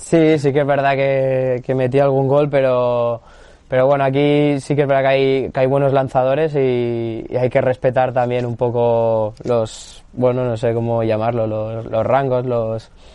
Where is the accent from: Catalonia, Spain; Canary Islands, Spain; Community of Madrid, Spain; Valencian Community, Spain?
Catalonia, Spain; Barcelona; now in Almería, Spain; yo, soy de Barcelona